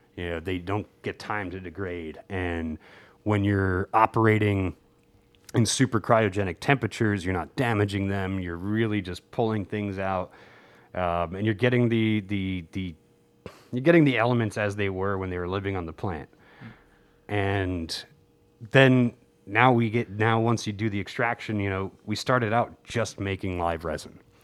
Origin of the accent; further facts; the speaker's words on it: New Jersey, United States; as a kid growing up in New Jersey